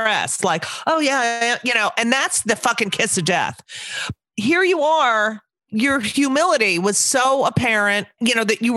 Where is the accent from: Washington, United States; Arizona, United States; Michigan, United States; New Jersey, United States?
New Jersey, United States; I'm also from New Jersey